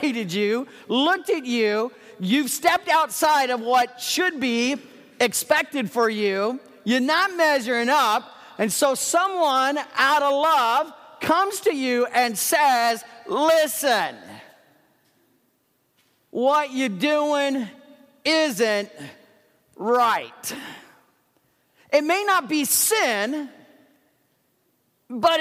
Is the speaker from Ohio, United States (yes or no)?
yes; Dayton, Ohio, United States; moved away as an adult; I was raised in Dayton, Ohio, for those of you who may not know. I was a northern kid